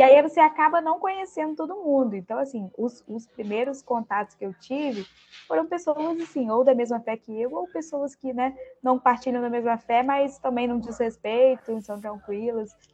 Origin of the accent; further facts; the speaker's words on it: Campos dos Goytacazes, Rio de Janeiro, Brazil; accent: carioca; moved away as an adult; now in Vitória, Brazil; não sou capixaba, né? Estou aqui em Vitória, mas sou do interior do Rio, de Campos do Goitacazes, mas vim para cá para estudar